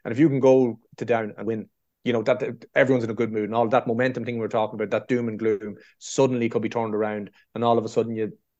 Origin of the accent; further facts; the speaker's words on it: Meath, Leinster, Ireland; I'm from Mead